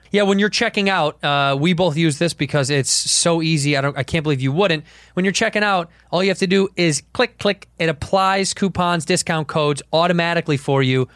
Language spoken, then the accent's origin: English; Chicago, Illinois, United States; I'm from Chicago